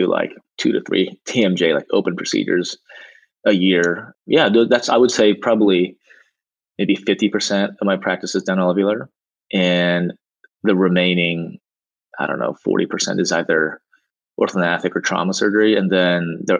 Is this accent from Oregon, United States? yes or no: yes; Portland, Oregon, United States; moved away as an adult; also born or lived in Dallas, Texas; now in Los Angeles, United States; I was born and raised in Portland, Oregon